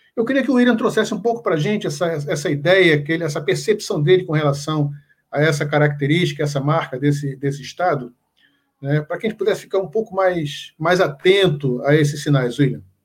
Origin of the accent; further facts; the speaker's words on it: Pernambuco, Brazil; eu sou pernambucano